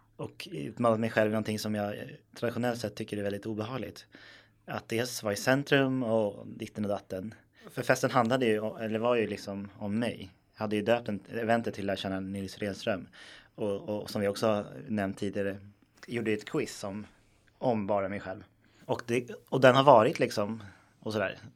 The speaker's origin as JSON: {"language": "Swedish", "town": "Stockholm", "region": "Stockholm County", "country": "Sweden", "tie": "born or raised there", "said": "jag är uppväxt i Stockholm"}